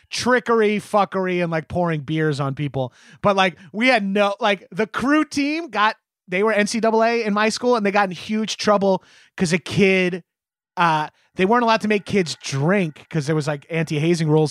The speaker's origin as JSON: {"language": "English", "region": "New York", "country": "United States", "said": "as a New Yorker"}